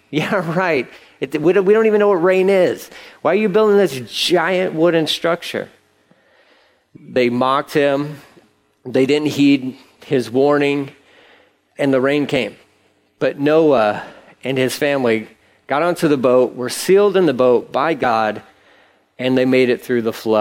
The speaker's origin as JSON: {"language": "English", "town": "Angleton", "region": "Texas", "country": "United States", "tie": "born or raised there", "said": "I grew up in Angleton. I know Angleton. Angleton's a small town"}